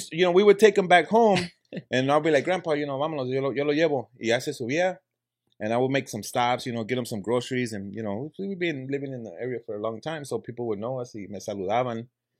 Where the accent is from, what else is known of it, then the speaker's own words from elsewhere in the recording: Los Angeles, California, United States; also born or lived in South Central, Los Angeles / Inglewood; we grew up in Wilmington, over there in the harbor area, and we moved over to Inglewood.